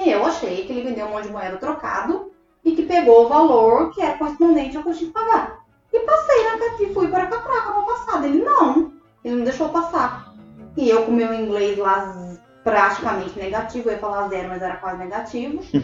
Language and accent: Portuguese; Brazil; moved away as an adult; also born or lived in Rio de Janeiro; eu já vim do, do Brasil. E hoje, né, que eu tô aqui há três anos